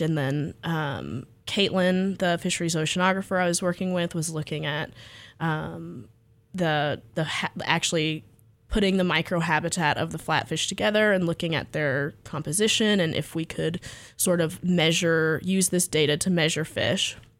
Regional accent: Freeport, Texas, United States; I grew up in Freeport, Texas

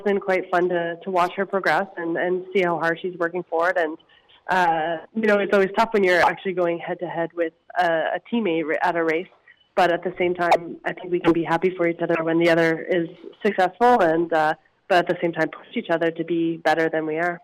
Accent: Harvey Station, New Brunswick, Canada; moved away as an adult; also born or lived in Victoria, British Columbia; now in Kamloops, Canada; I grew up in a small town just outside Fredericton, actually, called Harvey Station.

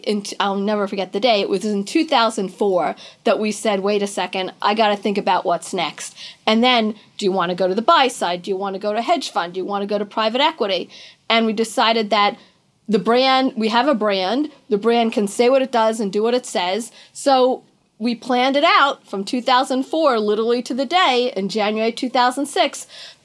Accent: Long Island, New York, United States; also born or lived in Manhattan, New York; I grew up on Long Island and then moved into the city. I've lived in Manhattan my whole life, basically.

